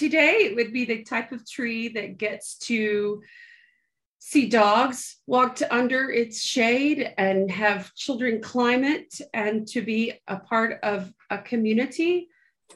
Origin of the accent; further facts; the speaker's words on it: Moultrie, Georgia, United States; I was born in South Georgia in a town called Moultrie